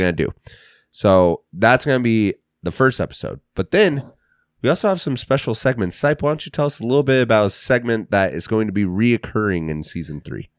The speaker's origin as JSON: {"language": "English", "town": "Russell", "region": "Kansas", "country": "United States", "said": "We're from Kansas. Russell Rangers."}